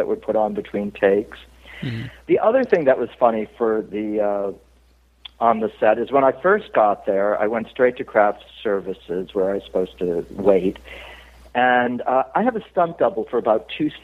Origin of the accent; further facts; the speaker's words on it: Cape Cod, Massachusetts, United States; I'm from Cape Cod, and I got the Puritan blood